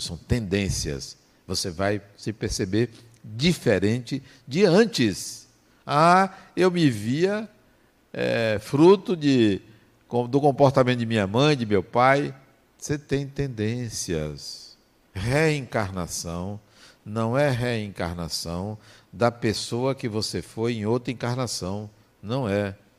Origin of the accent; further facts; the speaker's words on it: interior of Bahia, Brazil; eu nasci na Bahia, nasci no interior da Bahia